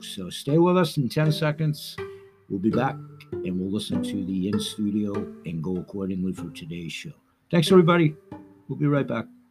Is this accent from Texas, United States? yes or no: no; Portland, Maine, United States; my own community, my hometown, where I grew up, the rich heritage that Portland, Maine has